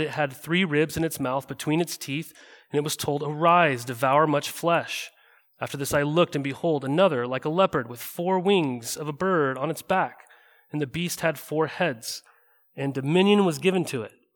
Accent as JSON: {"language": "English", "region": "Montana", "country": "United States", "tie": "born or raised there", "moved": "yes", "lives_now": "Oregon, United States", "said": "I grew up in Montana."}